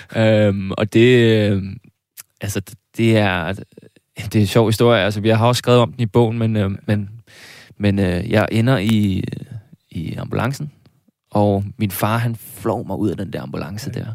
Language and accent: Danish; South Zealand, Denmark; jeg var nede fra Sydsjælland